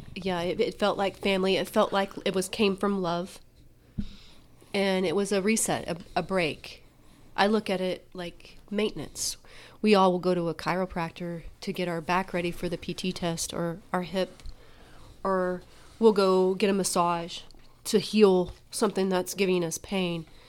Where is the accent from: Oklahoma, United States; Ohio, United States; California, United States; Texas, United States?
Oklahoma, United States; I'm from Oklahoma